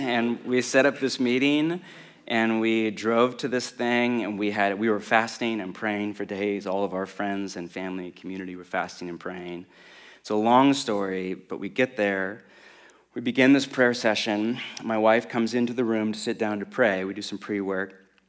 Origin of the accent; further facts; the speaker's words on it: West Coast of America, United States; I grew up on the West Coast of America